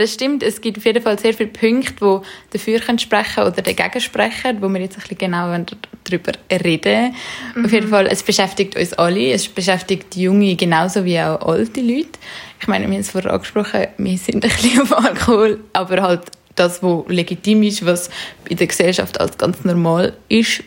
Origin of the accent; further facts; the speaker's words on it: Zurich, Switzerland; wir sind in Zürich aufgewachsen